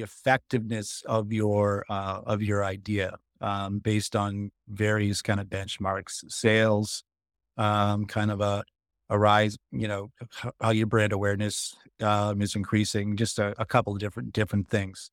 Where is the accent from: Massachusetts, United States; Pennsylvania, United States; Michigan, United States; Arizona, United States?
Massachusetts, United States; Boston; I'm from Boston